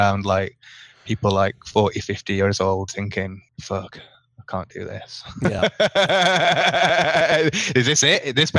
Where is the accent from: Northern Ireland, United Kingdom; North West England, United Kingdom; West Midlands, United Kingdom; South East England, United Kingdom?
North West England, United Kingdom; Manchester; moved away as an adult; now in Costa Rica; I'm actually based in Costa Rica. I've been here for about 8 years now. But originally from Manchester. I'm a northern monkey born and bred.